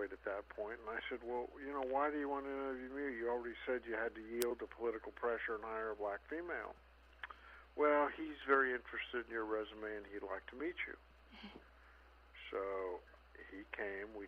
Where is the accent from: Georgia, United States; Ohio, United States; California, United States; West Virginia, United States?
California, United States; Silicon Valley; I grew up in California in the Silicon Valley, before it was the Silicon Valley